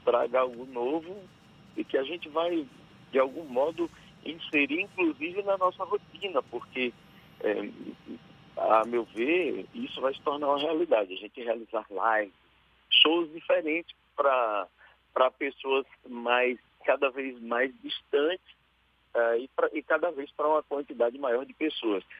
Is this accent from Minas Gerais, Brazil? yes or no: no; Riachão do Jacuípe, Bahia, Brazil; vou estar em Riachão do Jacuípe, na minha cidade